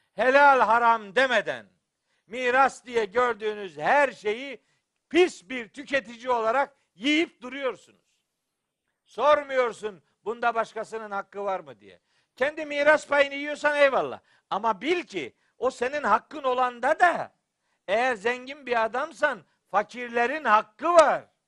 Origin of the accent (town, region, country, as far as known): Eastern Black Sea, Black Sea Region, Turkey